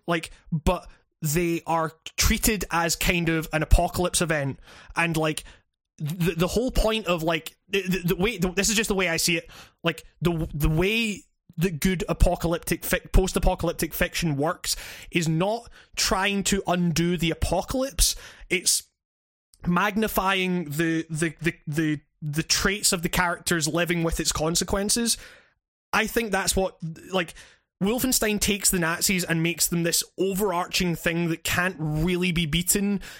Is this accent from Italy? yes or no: no; Scotland, United Kingdom; as a Scottish dude